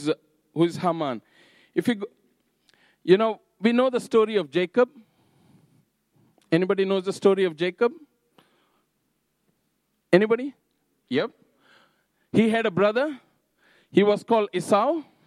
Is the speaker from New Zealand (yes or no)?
yes; Napier, Hawke's Bay, New Zealand; now in Havelock, New Zealand; So it's like my home is in Havelock. I'm from Napier, I would travel to Flaxmere, and then from Flaxmere to Clive